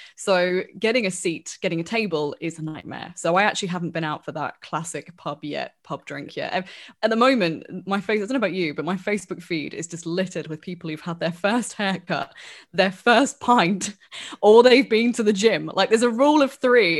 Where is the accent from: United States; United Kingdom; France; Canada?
United Kingdom; Wellingborough, East Midlands